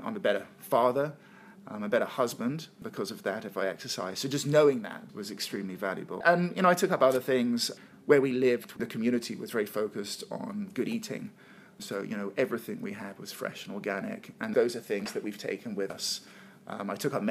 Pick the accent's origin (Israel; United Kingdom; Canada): United Kingdom; England; moved away as an adult; also born or lived in London / Costa Rica / Cape Town; I'm from England